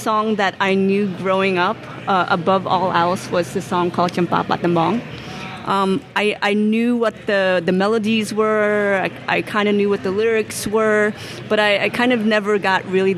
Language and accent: English; United States; when we grew up in America